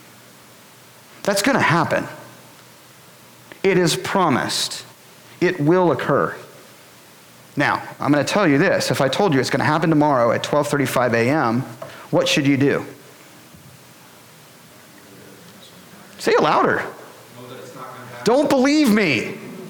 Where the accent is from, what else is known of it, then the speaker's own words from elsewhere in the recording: Boulder, Colorado, United States; moved away as an adult; I'm from Boulder, Colorado